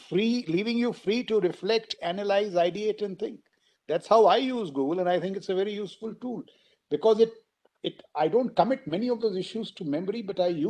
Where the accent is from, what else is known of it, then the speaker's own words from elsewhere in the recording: India; it was the 70s really is when I grew up in India